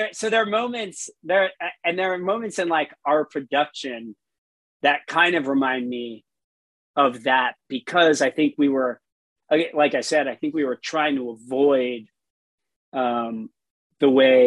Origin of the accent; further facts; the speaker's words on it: South Florida, United States; I grew up in South Florida